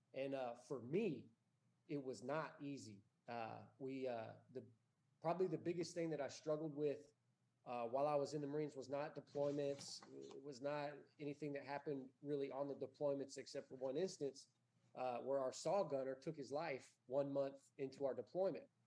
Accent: Bandera, Texas, United States; I'm from Bandera.

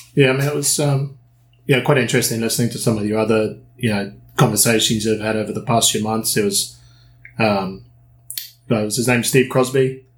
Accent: New Zealand; moved away; also born or lived in United Kingdom; I'm originally from New Zealand.

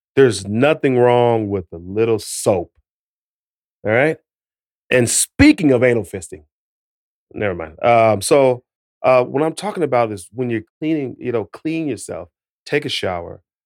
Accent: United States; I'm from America

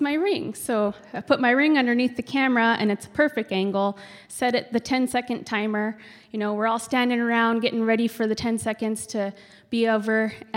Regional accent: Kotzebue, Alaska, United States; moved away; also born or lived in Fairbanks, Alaska; we went to my hometown to make money to work

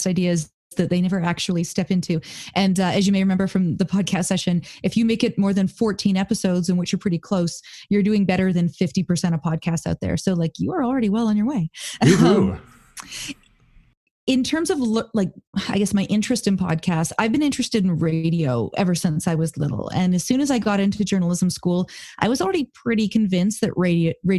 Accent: Kamloops, British Columbia, Canada; moved away as an adult; also born or lived in Thailand; I grew up in Kamloops, BC

